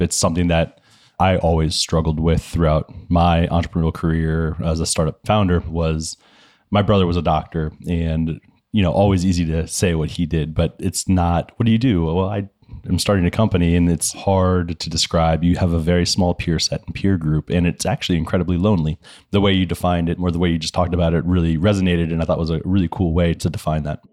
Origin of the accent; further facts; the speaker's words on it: Florida, United States; Grew up in Florida